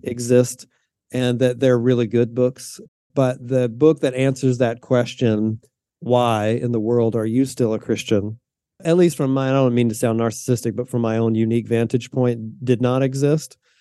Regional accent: the South, United States; moved away as an adult; now in Pacific Northwest, United States; I was raised in the South in a kind of conservative, what I would describe as a fundamentalist

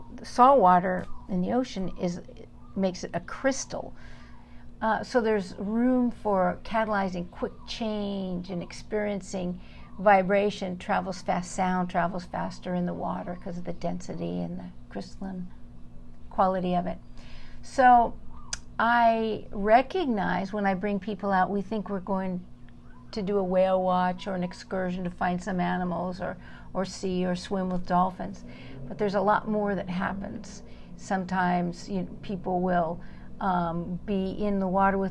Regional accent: Southern California, United States; moved away as an adult; now in Big Island, Hawaii, United States; I grew up in Southern California and was passionate about the ocean

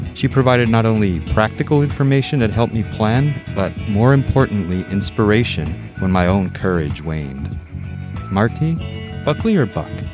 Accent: Mexico City, Mexico; also born or lived in New York City / Donostia-San Sebastián; now in San Sebastián, Spain; My parents moved me when I was two and a half, also from New York City to Mexico City. And I grew up in Mexico City too, learning English and in Spanish at the same time.

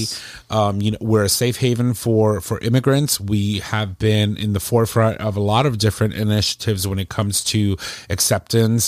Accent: New Haven, Connecticut, United States; I was born in New Haven

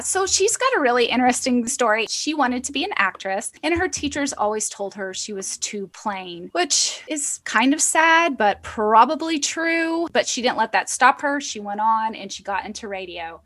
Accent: Arkansas, United States; I'm just growing up in Arkansas in a small house on 20 acres

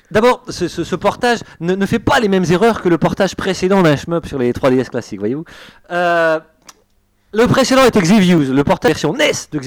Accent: Brussels, Brussels-Capital Region, Belgium; Parce qu'en fait, je prends l'accent français. Je suis belge d'origine. Hein. Ça, j'espère que ça se sent. belge bruxellois, s'il vous plaît.

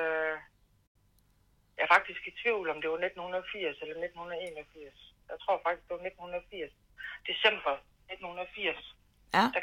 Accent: Lund, Central Denmark Region, Denmark; also born or lived in Horsens; Halvdelen af min skoletid på Lund, og øh, resten øh, på Bangær.

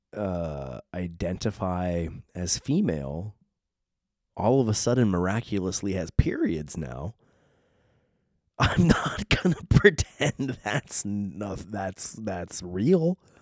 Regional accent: San Diego, California, United States; accent: Southern Californian; I was born and raised in San Diego, California, literally on a beach.

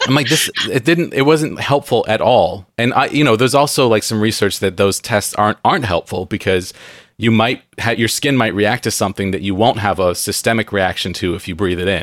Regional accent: San Diego, California, United States; moved away as an adult; now in Pacific Northwest, United States; I grew up in San Diego where it's very moldy

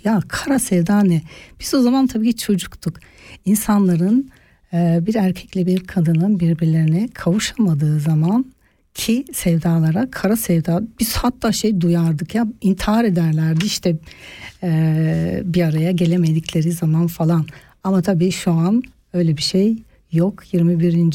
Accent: Turkey; now in Switzerland; Türkiye kültüründe yetiştim.

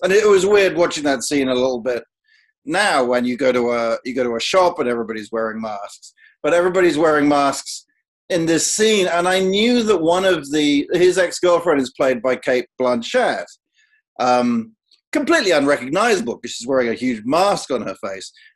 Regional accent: United Kingdom; I, as a Brit

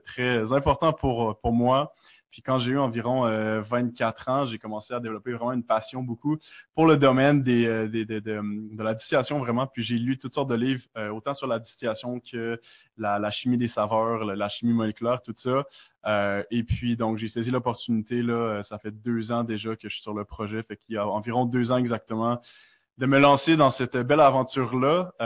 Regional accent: Quebec City, Quebec, Canada; now in Montreal, Canada; je viens de Québec, je suis installé à Montréal.

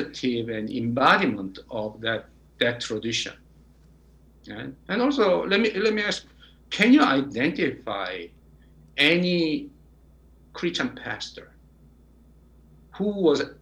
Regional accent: South Korea; now in United States; my home country, Korea

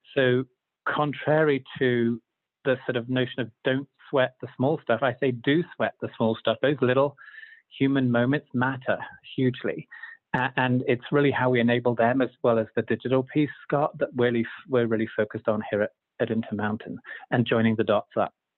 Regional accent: Zambia; moved away as an adult; also born or lived in London, United Kingdom / United Kingdom; now in Utah, United States; I was born in London, grew up in Zambia in Africa, and uh, after high school and university in the UK

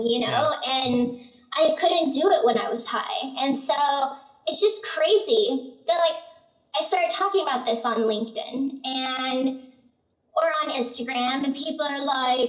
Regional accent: Arizona, United States; I grew up in Arizona

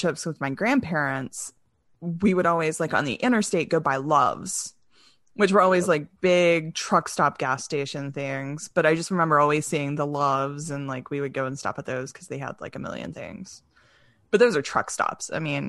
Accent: North Carolina, United States; when I grew up in North Carolina

